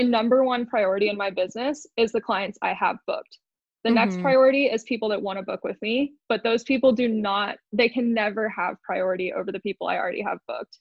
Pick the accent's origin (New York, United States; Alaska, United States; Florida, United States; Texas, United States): Texas, United States; Austin; now in Moab, United States; I grew up in Austin, Texas